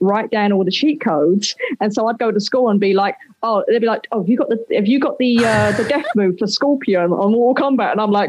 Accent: London, United Kingdom; I was from East London.

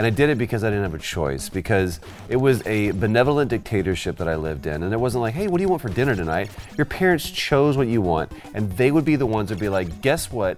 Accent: Texas, United States; I'm from Texas

